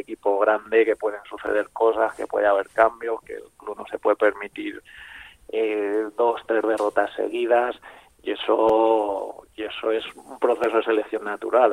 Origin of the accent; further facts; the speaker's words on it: Madrid, Community of Madrid, Spain; also born or lived in Segovia / Murcia; yo soy al final madrileño